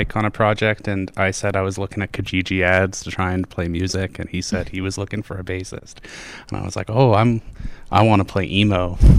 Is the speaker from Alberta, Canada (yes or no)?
yes; Hinton, Alberta, Canada; I'm from Hinton